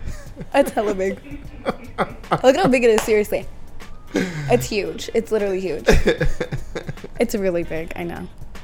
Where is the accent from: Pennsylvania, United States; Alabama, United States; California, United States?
California, United States; San Diego; Linda Vista. I'm from Linda Vista.